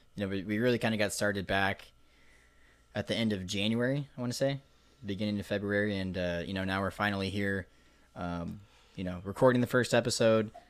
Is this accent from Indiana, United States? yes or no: no; Nebraska, United States; We are Midwesterns, Midwesterners, I should say. Um, both born and raised in Nebraska